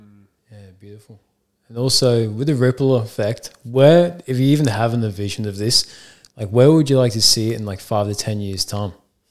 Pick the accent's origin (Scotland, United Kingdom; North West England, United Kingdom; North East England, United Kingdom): North West England, United Kingdom; Liverpool; I'm from a place called Liverpool in England, and I'm from a place in Liverpool called Highton.